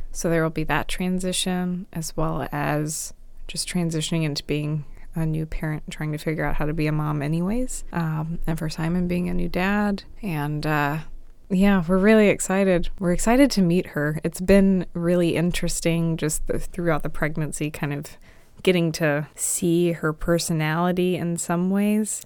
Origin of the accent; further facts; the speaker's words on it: Dinwiddie, Virginia, United States; growing up in Dinwiddie where H O As don't exist